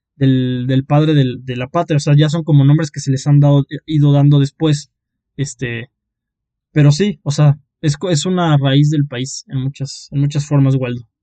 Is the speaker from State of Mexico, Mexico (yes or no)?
no; Oaxaca, Mexico; nosotros eh, somos, somos oaxaqueños, ahí es donde nos conocimos, eh, es nuestro lugar